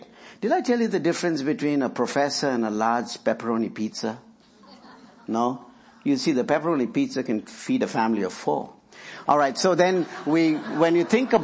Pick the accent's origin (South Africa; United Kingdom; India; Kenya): India; now in Lynchburg, United States; I work in India, where I'm from